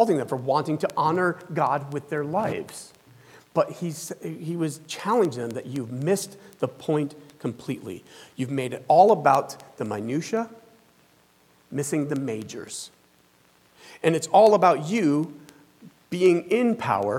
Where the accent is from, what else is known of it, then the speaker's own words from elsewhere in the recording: the Bible Belt, the South, United States; moved away; I was raised down in the South, in the Bible Belt